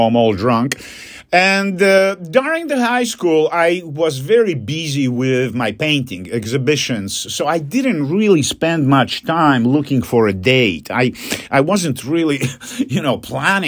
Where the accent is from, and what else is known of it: Poland; English is a second language; moved away